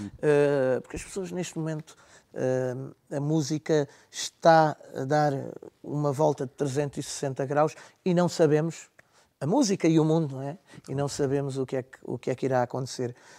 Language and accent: Portuguese; Olhão, Algarve, Portugal; accent: Algarve; eu sou natural de Olhão